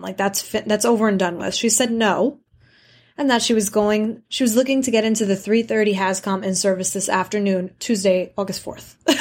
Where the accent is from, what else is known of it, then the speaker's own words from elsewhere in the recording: New York City, New York, United States; Growing up in New York City